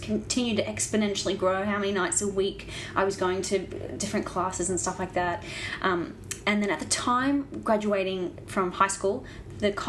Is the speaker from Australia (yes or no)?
yes; Brisbane, Queensland, Australia; moved away as an adult; also born or lived in Ballarat; growing up in Brisbane and Queensland